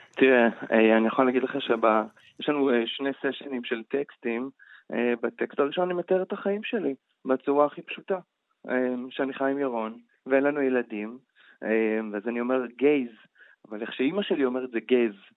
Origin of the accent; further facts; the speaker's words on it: Beersheba, Southern District, Israel; אני גיי מבאר שבע, מרוקאי